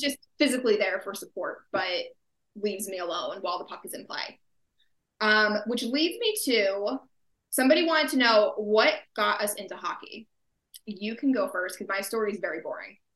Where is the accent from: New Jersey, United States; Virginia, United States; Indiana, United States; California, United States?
New Jersey, United States; I am from New Jersey, born and raised